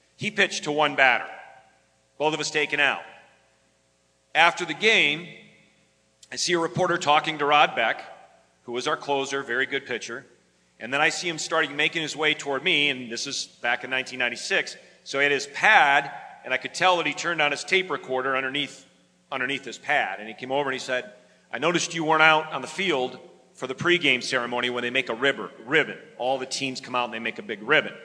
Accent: West Michigan, United States; moved away; I grew up in West Michigan

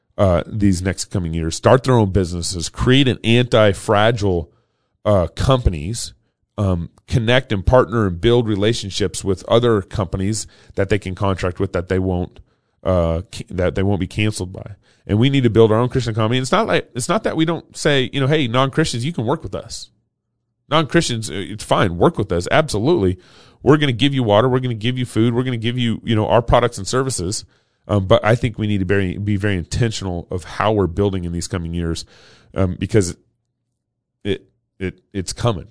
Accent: Texas, United States; growing up in Texas in the 80s.

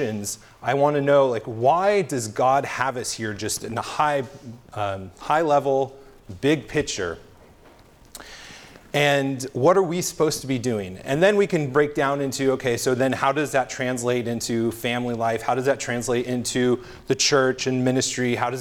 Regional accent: California, United States; I'm from California.

